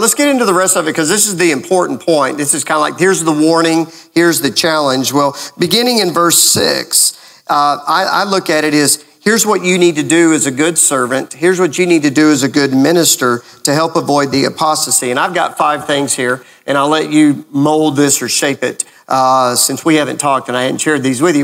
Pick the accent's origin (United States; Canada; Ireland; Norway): United States; Lubbock, Texas; now in Gainesville, United States; when I was growing up in Lubbock, Texas